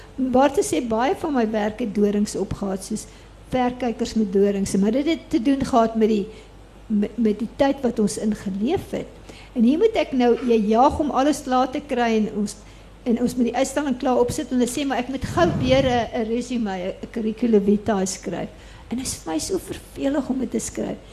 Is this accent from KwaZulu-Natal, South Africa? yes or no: yes; Durban, KwaZulu-Natal, South Africa; ek is toevallig op die Durbanstrandfront gebore, maar in die Addington Hospitaal